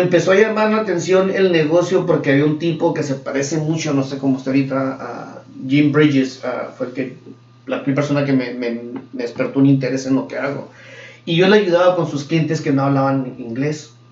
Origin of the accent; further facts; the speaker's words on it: Mexico; now in United States; venimos de Escuela de México